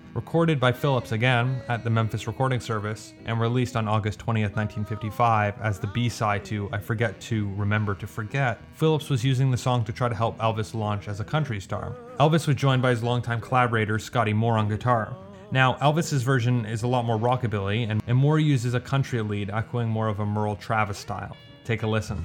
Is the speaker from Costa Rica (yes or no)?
no; Canada; I'm Canadian, but I don't speak French that well.